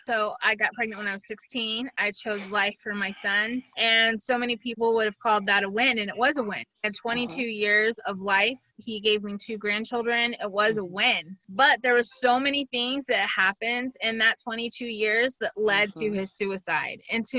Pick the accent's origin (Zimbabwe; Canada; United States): United States; And I am so American that I'm like, but I don't have a latte in there.